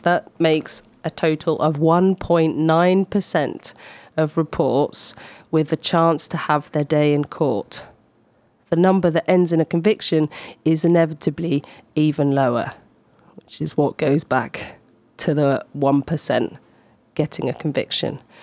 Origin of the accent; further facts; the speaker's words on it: Scotland, United Kingdom; now in Poitiers, France; I'm Scottish